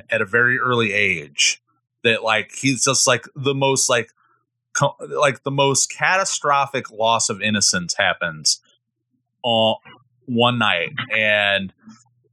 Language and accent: English; Midwest, United States; I'm from the Midwest and I have such an important relationship with Midwestern autumns and falls